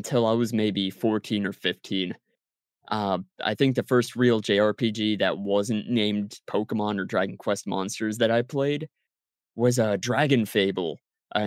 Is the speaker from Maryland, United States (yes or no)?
yes; Maryland, United States; I grew up on the East Coast of the United States. I grew up in Maryland